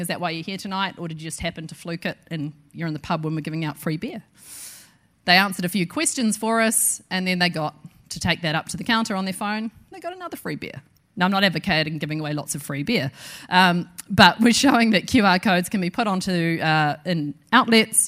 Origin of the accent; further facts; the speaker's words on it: New Zealand